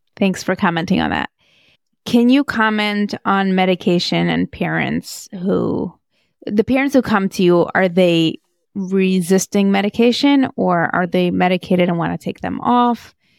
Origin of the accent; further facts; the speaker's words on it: Moscow, Russia; moved away; I grew up in Moscow